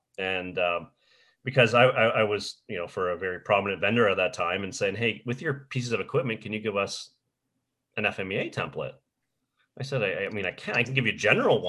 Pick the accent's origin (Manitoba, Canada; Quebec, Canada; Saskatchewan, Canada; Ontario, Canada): Ontario, Canada; just outside of Detroit, on the Canadian side; I grew up just outside of Detroit, so- on the Canadian side